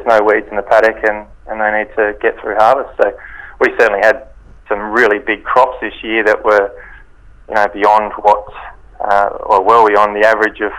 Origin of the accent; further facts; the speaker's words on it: Kangaroo Island, South Australia, Australia; also born or lived in Adelaide; I'm from Kangaroo Island. I grew up here on a grain farm